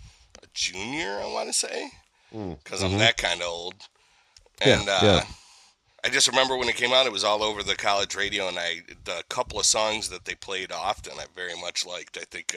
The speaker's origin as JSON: {"language": "English", "country": "United States", "tie": "born or raised there", "said": "My hometown's only about an hour from there."}